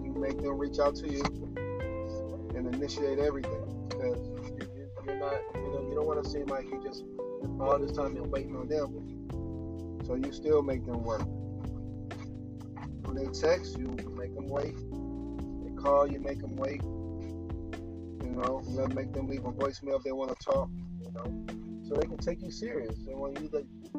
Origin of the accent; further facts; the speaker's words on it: United States; Of course, I'm from the United States, from Marcano.